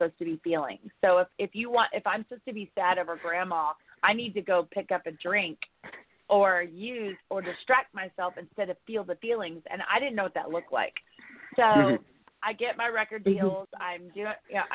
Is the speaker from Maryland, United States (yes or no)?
no; Oklahoma, United States; moved away as an adult; also born or lived in Texas / California / Los Angeles; I came from Oklahoma